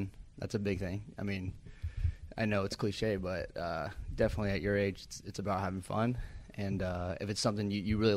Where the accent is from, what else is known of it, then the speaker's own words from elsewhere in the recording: Seattle, Washington, United States; moved away; I'm from Seattle originally